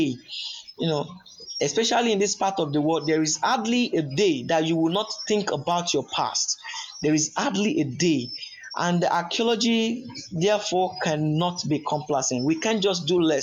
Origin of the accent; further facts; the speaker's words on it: Yorubaland, Nigeria; I am from the Yoruba ethnic group of Nigeria